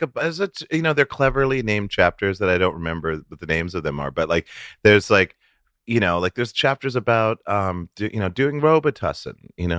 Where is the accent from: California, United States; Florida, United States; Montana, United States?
Montana, United States; But I grew up in the 60s in Montana.